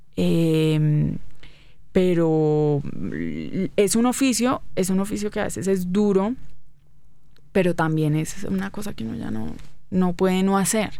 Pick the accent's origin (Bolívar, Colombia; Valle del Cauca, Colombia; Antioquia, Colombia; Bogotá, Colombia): Valle del Cauca, Colombia; Cali; moved away as an adult; Soy muy caleña.